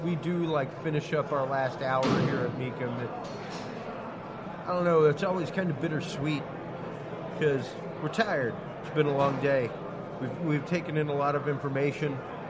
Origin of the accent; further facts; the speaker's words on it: Houston, Texas, United States; Oh, God. I'm from Texas, man.